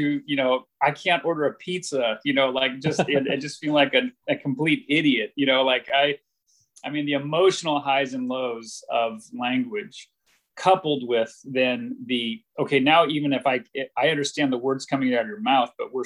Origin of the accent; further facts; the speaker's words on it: United States; moved away as an adult; now in Taiwan; myself as an American